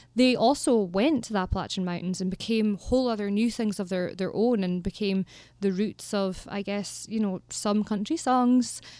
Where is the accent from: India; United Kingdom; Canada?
United Kingdom; Aberdeenshire, Scotland; growing up in Aberdeenshire is amazing